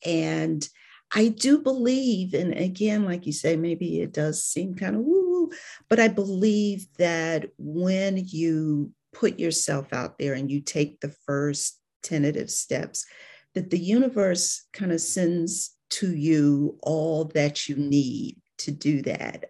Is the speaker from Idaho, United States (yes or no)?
no; Cleveland, Ohio, United States; moved away as an adult; now in Atlanta, United States; I'm from Cleveland, Ohio